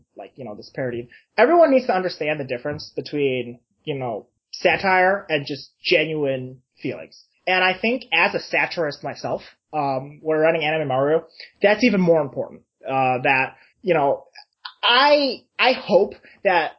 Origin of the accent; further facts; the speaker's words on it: United States; I'm a Chinese person, I grew up in the United States